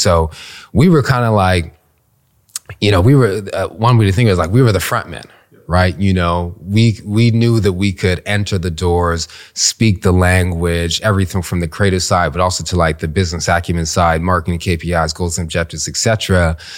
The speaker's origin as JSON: {"language": "English", "country": "Canada", "tie": "born or raised there", "moved": "as an adult", "lives_now": "Washington, D.C., United States", "said": "came from Canada. My parents immigrated to Canada from the Caribbean. I was born there"}